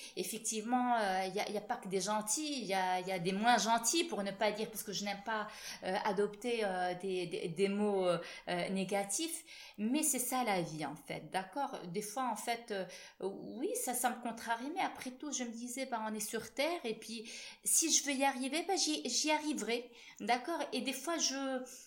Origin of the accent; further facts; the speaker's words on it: Morocco; en tant que marocaine